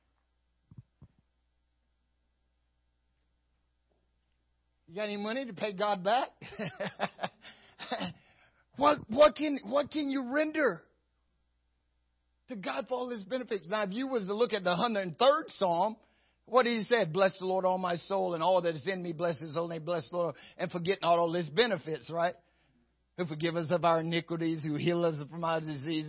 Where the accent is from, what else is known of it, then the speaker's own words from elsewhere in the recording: North Carolina, United States; moved away; my hometown where I grew up. Amen. In North Carolina.